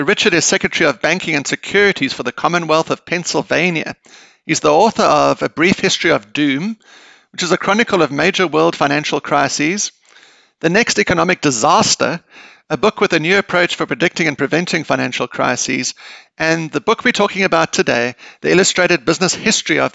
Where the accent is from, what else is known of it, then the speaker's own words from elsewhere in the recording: South Africa; I'm not American. I'm South African and actually speaking to you from South Africa